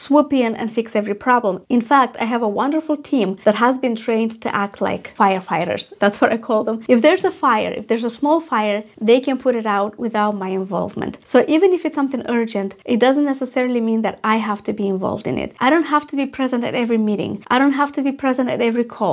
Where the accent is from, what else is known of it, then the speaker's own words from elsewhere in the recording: Moldova; moved away; I was in my home country in Moldova